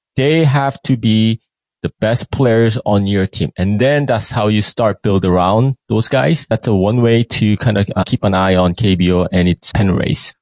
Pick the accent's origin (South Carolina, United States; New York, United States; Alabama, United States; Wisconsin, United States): New York, United States; moved away as an adult; now in South Korea; I was raised up in basically I spent most of my time in New York